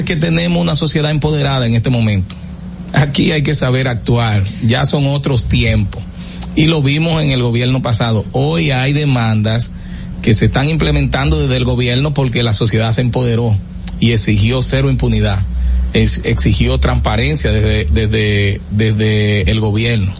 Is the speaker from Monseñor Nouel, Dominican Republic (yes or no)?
no; Salinas, Barahona, Dominican Republic; un municipio que tiene cinco mil habitantes. ¿De, donde soy nativo